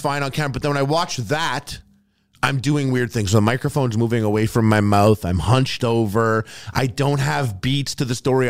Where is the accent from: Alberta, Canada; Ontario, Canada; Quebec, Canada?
Quebec, Canada; Montreal; also born or lived in Toronto; I'm from Montreal